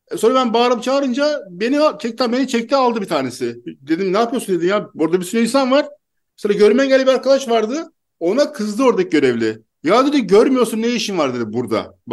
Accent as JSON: {"language": "Turkish", "region": "Istanbul", "country": "Turkey", "tie": "born or raised there", "lives_now": "Mersin, Turkey", "said": "Ben İstanbul'da doğdum, büyüdüm. Şimdi Mersin'deyim ama İstanbul'da yaşıyordum."}